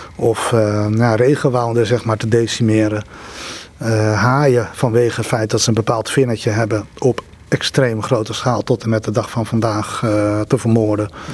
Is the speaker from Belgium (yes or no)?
no; Netherlands; wij als Nederlanders